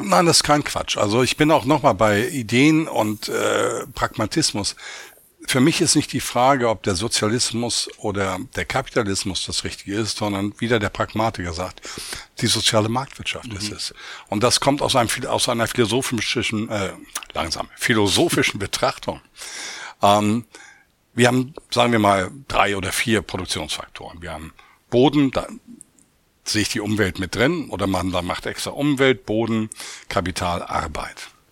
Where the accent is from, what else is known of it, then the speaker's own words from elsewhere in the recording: Hamburg, Germany; also born or lived in Oldenburg; jetzt hier in meiner Heimatstadt Hamburg